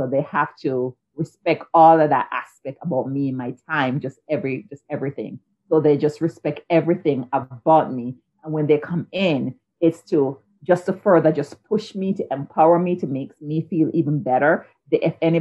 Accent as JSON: {"language": "English", "country": "Jamaica", "tie": "born or raised there", "moved": "yes", "said": "I grew up in Jamaica"}